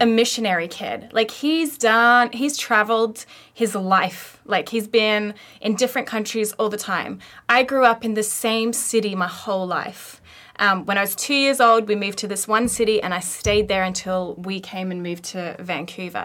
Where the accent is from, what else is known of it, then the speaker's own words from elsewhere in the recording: Australia; moved away as an adult; now in Lower Mainland, Canada; we come from Australia down under and, um, moved over here four years ago